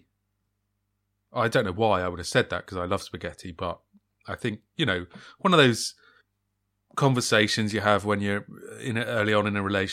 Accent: England, United Kingdom; as an Englishman

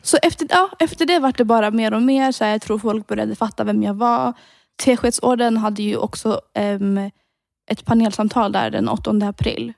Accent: Sweden; från Sverige.

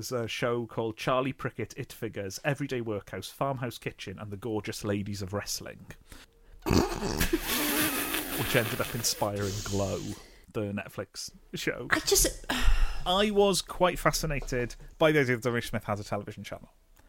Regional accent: Neath, Wales, United Kingdom; born or raised there

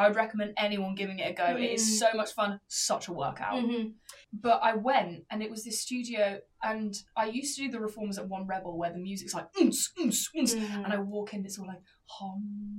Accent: England, United Kingdom; now in London, United Kingdom; I'm an English rose.

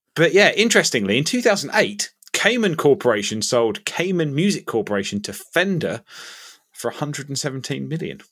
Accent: Ipswich, East of England, United Kingdom; moved away; I have moved back to my hometown, uh, temporarily of, uh, Ipswich in Suffolk.

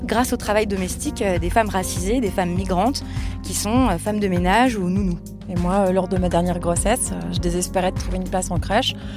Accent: France; now in Switzerland; Je suis suissesse, enfin je suis binationale, c'est comme ça qu'on dit en Suisse, puisque j'ai grandi en France.

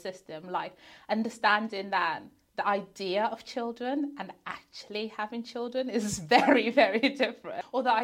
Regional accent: Zimbabwe; moved away; I was born in Zimbabwe. My husband was born in Zimbabwe and then we both migrated here

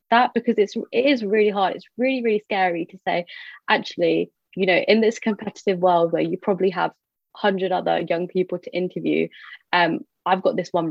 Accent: United Kingdom; I identify as British Indian

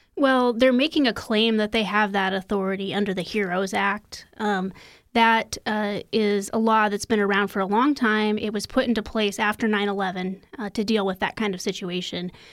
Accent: Iowa, United States; My home state of Iowa

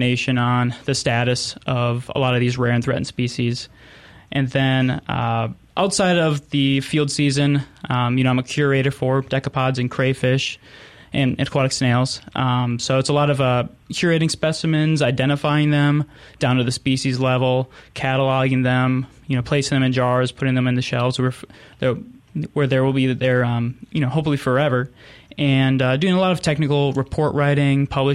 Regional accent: Minnesota, United States; moved away as an adult; also born or lived in South Dakota; now in Mississippi, United States; I'm originally from Minnesota, so I'll apologize for my accent right now. but, you know, I grew up in a really outdoor-oriented family

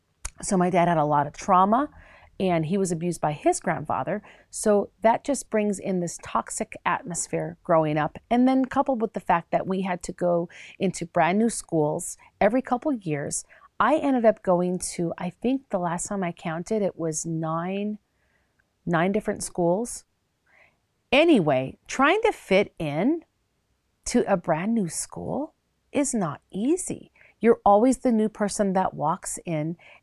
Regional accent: Minnesota, United States; also born or lived in Chicago; I loved growing up in the Minnesota area and actually in Chicago as well

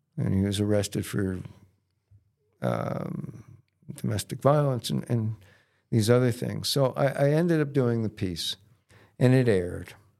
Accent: United States; as an American kid

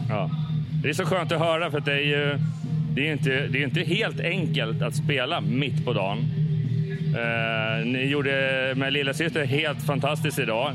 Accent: Hultsfred, Kalmar County, Sweden; moved away; jag kommer ju nere från Hultsfredsområdet från början

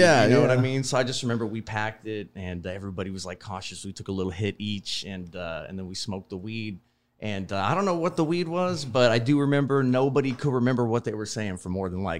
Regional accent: Texas, United States; also born or lived in Iowa; I was born in Iowa and then I grew up mostly in Texas.

